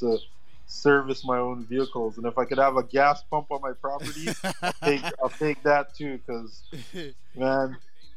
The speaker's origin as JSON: {"language": "English", "town": "Toronto", "region": "Ontario", "country": "Canada", "tie": "born or raised there", "said": "My place of birth is Toronto. I was born in Toronto."}